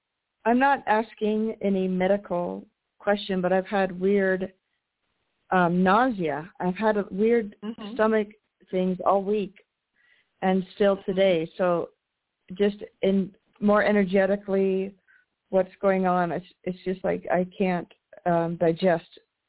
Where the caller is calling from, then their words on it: United States; calling from Washington.